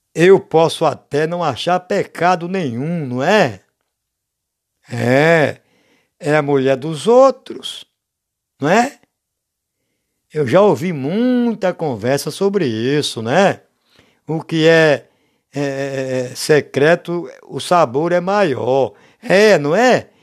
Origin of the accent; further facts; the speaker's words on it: Brazil; a gente é do Brasil